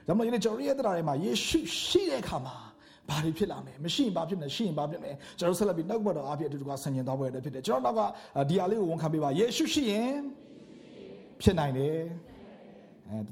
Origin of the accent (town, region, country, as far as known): Myanmar